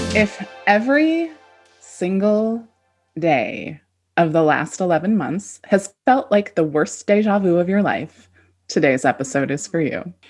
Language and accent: English; California, United States; moved away; also born or lived in Midwest / East Coast; I grew up in California, but then I lived all over